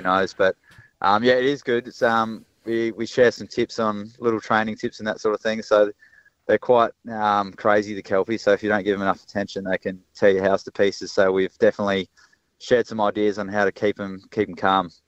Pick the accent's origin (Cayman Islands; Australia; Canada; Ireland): Australia; Adelaide, South Australia; I grew up in West Lakes, a um, couple of couple of minutes down the road from the footy club